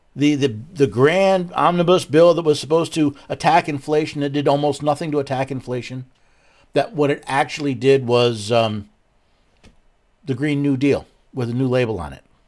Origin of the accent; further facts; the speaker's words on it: Northeast, United States; moved away; I was born and raised in the Northeast